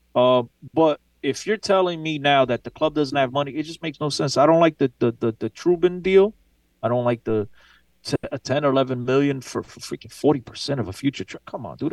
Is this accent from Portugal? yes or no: yes; Aveiro, Centro, Portugal; my hometown, by the way. Beautiful hometown.